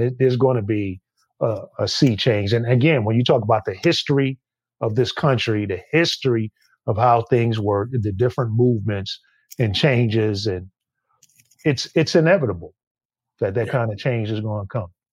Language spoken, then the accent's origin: English; New York City, New York, United States; me being a New Yorker and growing up all my life